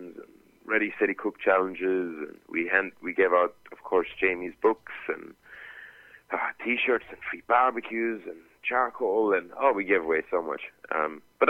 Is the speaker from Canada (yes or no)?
no; Kerry, Munster, Ireland; born or raised there